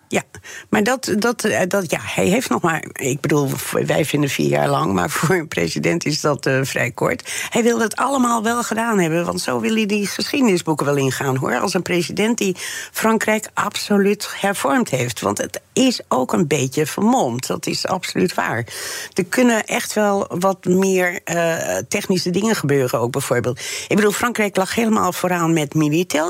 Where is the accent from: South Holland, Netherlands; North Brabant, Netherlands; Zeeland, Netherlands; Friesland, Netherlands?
Friesland, Netherlands; also born or lived in France; Ik kom uit Friesland